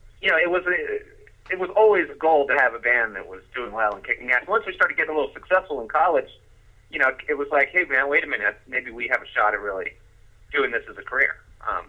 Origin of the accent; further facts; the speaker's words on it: D.C., District of Columbia, United States; moved away; also born or lived in New Orleans; the bass player and I grew up together in outside of Washington, D.C.